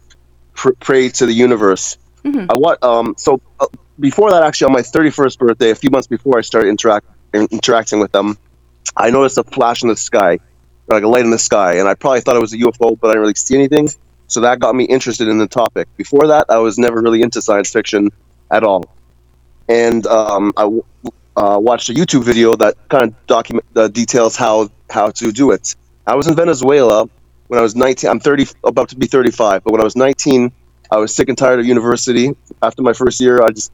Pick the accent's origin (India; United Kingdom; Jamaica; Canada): Canada; Mississauga, Ontario; I'm from Ontario. So we have that in common, Mississauga specifically.